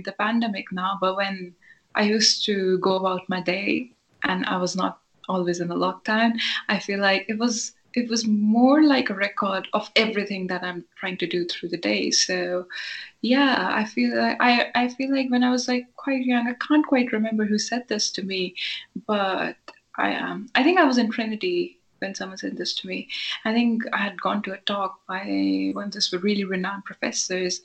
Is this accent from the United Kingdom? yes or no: no; Himachal Pradesh, India; moved away as an adult; also born or lived in Ireland; I grew up in India around people who spoke Urdu fluently